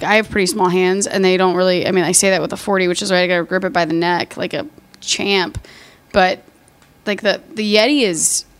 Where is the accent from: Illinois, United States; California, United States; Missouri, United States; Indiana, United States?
Illinois, United States; Chicago; moved away as an adult; also born or lived in Dallas, Texas; I grew up in Chicago. It was very good to me. And then I met a rich boy. And my parents were like, marry him, trap him. So I moved to Texas.